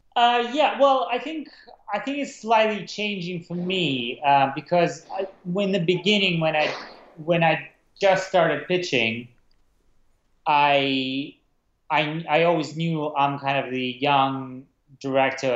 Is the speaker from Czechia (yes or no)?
yes; Prague, Czechia; moved away as an adult; also born or lived in Russia / London; I was born in Russia as a kid um, I moved to Prague, um, and that's where I kind of grew up, Prague, Czech Republic.